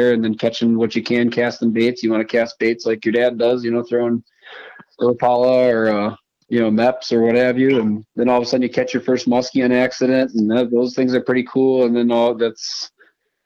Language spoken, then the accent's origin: English; Green Bay, Wisconsin, United States; I grew up in Green Bay